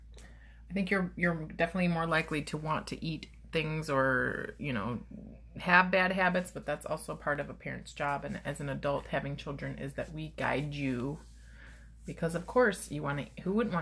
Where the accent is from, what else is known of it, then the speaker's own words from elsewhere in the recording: United States; we're American